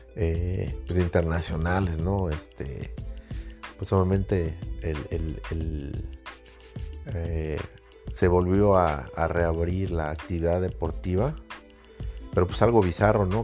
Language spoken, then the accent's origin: Spanish; Mexico; México, en mi país